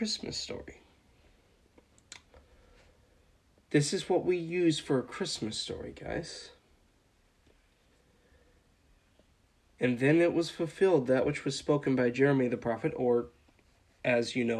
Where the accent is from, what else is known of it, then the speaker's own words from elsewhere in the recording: Dawson Springs, Kentucky, United States; my hometown of Dawson Springs, Kentucky